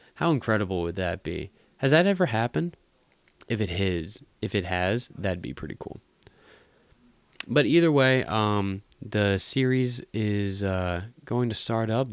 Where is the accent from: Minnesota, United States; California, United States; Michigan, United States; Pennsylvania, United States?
Pennsylvania, United States; Philadelphia; in my hometown